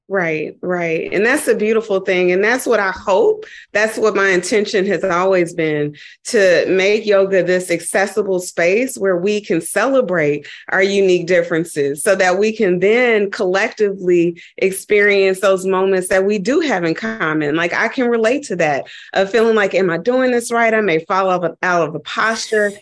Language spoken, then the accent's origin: English; Dayton, Ohio, United States; moved away; also born or lived in New York; I went back home and I'm from Dayton, Ohio